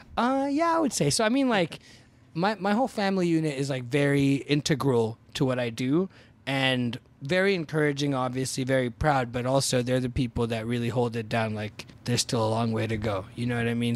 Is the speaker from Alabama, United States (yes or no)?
no; Fremont, California, United States; also born or lived in Boston; I went to lockdown in the Bay Area where I grew up in Fremont